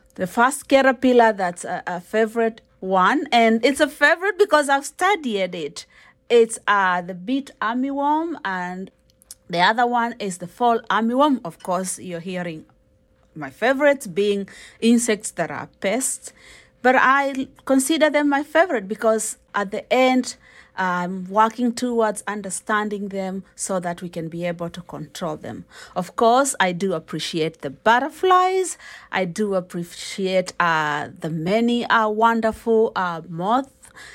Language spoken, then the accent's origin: English; Kenya; I'm a Kenyan